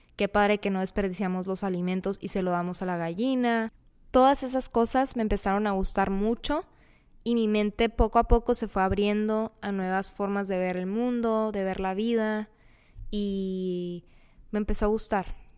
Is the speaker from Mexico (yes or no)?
yes; Mexicali, Baja California, Mexico; Soy de Mexicali, Baja California. He vivido casi toda mi vida aquí.